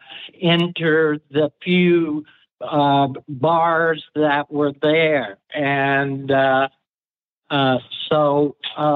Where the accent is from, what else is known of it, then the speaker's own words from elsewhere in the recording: Arkansas, United States; moved away as an adult; also born or lived in St. Louis; I grew up in Arkansas